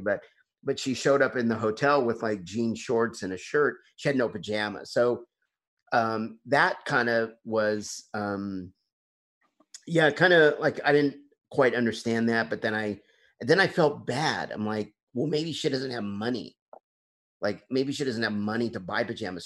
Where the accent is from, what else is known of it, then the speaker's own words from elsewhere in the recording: Bentonville, Arkansas, United States; my hometown is um, bentonville arkansas